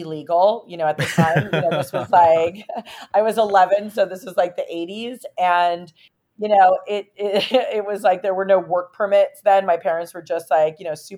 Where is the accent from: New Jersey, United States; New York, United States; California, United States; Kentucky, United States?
New York, United States; now in Los Angeles, United States; Originally I'm actually from New York and all of my family hails from Italy